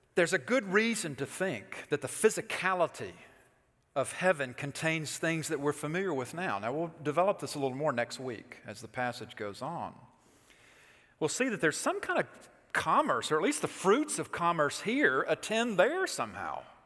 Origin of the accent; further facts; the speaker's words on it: Alabama, United States; moved away; I'm from Alabama